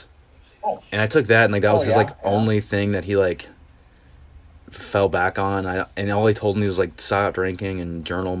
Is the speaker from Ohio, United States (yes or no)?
no; Indiana, United States; moved away as an adult; also born or lived in Columbia, Maryland / South Carolina / Madison, Wisconsin / Tennessee; now in Chicago, United States; I grew up in Indiana